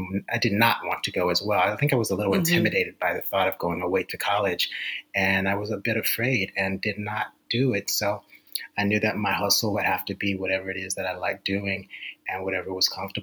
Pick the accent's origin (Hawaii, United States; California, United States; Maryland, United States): Maryland, United States; Baltimore; I grew up in Baltimore, Maryland.